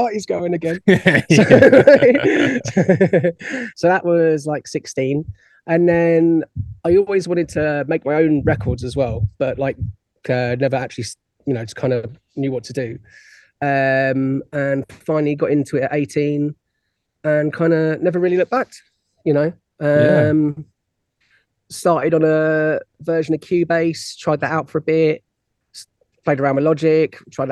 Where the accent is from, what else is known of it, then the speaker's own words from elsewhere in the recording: Isle of Wight, South East England, United Kingdom; I'm originally from the Isle of Wight